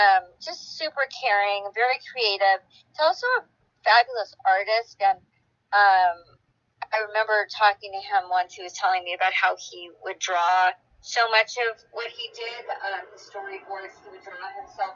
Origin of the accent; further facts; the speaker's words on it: Los Angeles, California, United States; also born or lived in Denmark / Israel; I was born in Denmark, and then I lived in Israel, and then we moved to the States, and I grew up in the United States. I grew up in Los Angeles.